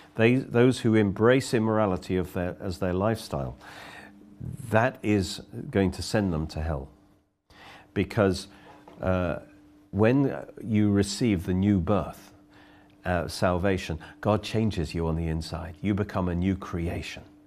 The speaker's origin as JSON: {"language": "English", "town": "Oxford", "region": "South East England", "country": "United Kingdom", "said": "I come from Oxford"}